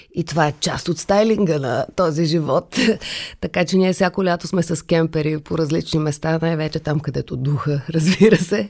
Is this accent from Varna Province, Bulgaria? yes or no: no; Sofia, Sofia City, Bulgaria; also born or lived in Kazanlak; че съм родена в София, че живея в София, че трябва да уча в София като дете